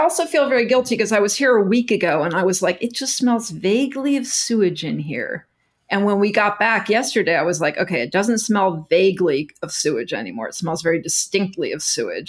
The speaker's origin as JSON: {"language": "English", "region": "Texas", "country": "United States", "tie": "born or raised there", "moved": "as an adult", "lives_now": "New York, United States", "said": "I grew up in Texas"}